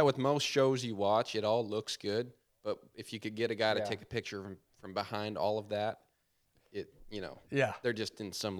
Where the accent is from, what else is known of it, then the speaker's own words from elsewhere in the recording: Harrisonburg, Virginia, United States; moved away; also born or lived in Georgia; I was born in Harrisonburg.